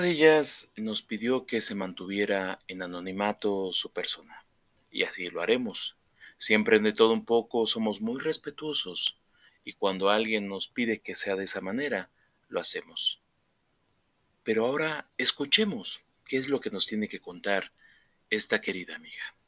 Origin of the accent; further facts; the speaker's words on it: Puebla, Mexico; Aquí mismo, en la ciudad de Puebla, de donde yo soy originario